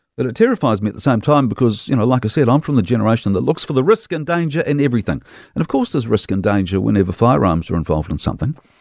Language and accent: English; Dunedin, Otago, New Zealand; As a townie kid growing up in Dunedin